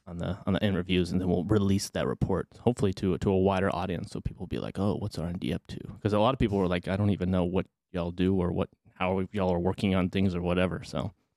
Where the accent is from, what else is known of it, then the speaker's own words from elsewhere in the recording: Arlington, Texas, United States; I'm from Arlington, but I didn't really venture, right, right between Dallas and Fort Worth, I didn't really venture too far outside of that, just kinda stayed at my home base as a, as a kiddo